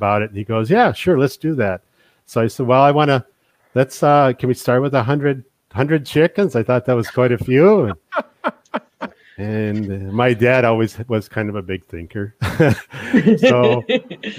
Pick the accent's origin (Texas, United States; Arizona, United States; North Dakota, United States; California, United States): North Dakota, United States; Bottineau; I'm originally from the Botno area. I grew up on a farm. It was about a 5,000 acre farm just east of Botno